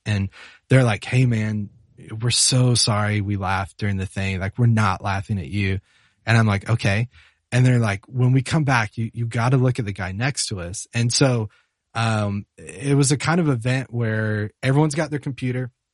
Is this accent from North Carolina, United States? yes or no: yes; Charlotte, North Carolina, United States; moved away; I'm from Charlotte, North Carolina originally